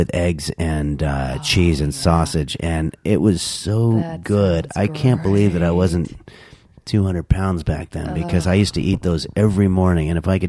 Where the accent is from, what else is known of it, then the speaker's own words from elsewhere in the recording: New York, United States; I was born in New York.